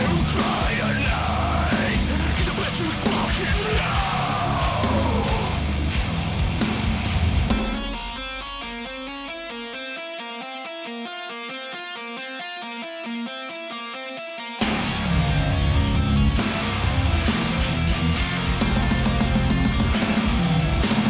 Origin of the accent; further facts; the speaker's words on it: Boston, Massachusetts, United States; accent: Boston; my Boston accent